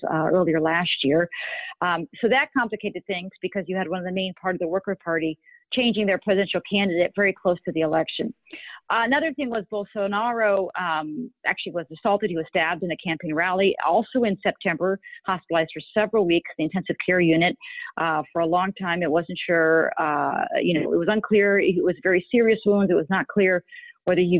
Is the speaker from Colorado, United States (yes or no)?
no; Connecticut, United States; also born or lived in Rio de Janeiro, Brazil; I was born in the States. My mother is Brazilian. My father is American. I did live for a few years when I was young in Rio, but mostly raised in the States in Connecticut.